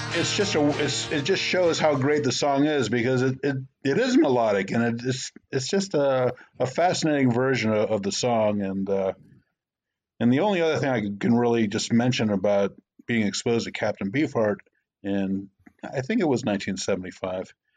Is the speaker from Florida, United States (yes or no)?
yes; outside of Tampa, Florida, United States; where I grew up in Florida, outside of Tampa